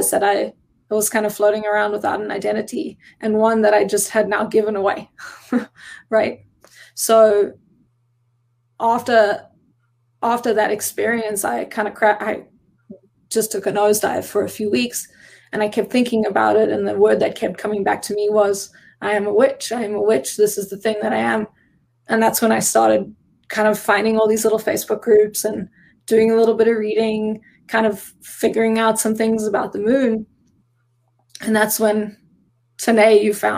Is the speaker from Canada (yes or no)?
no; South Africa; now in Oregon, United States; I am South African, and I became a citizen in May of 2019.